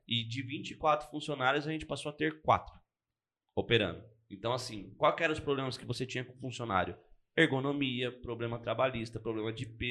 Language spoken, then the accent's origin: Portuguese; Arujá, São Paulo, Brazil; moved away; Eu sou de Arujá, né? Na verdade eu nasci em Arujá e hoje não moro mais lá, mas comecei minha vida lá.